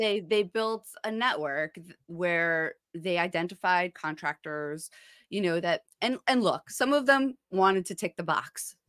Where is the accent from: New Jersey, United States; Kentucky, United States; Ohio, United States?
New Jersey, United States; Ocean Township; also born or lived in Haledon/Paterson area, New Jersey; I grew up in Ocean Township